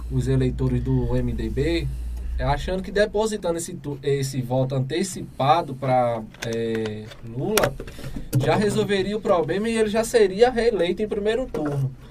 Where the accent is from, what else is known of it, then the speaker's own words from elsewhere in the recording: Northeast Region, Brazil; É, sou nordestino, moro aqui, tenho muito orgulho.